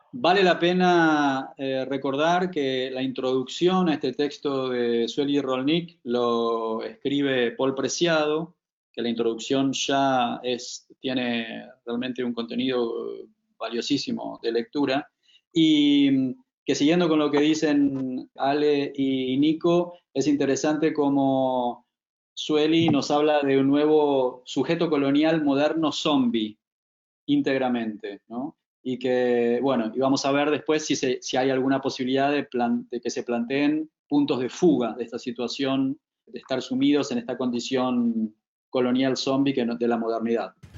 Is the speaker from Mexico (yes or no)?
no; Buenos Aires, Argentina; como porteño súper psicoanalizado, como clásico exponente de nuestra ciudad